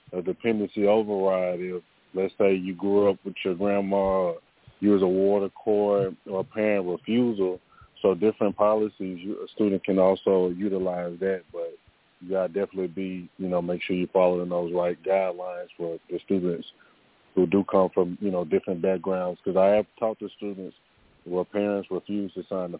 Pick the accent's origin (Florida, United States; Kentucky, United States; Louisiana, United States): Louisiana, United States; also born or lived in Texas; I'm from Louisiana